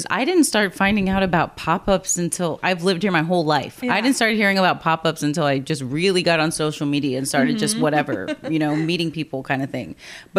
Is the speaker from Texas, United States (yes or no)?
yes; Corpus Christi, Texas, United States; I'm from Corpus.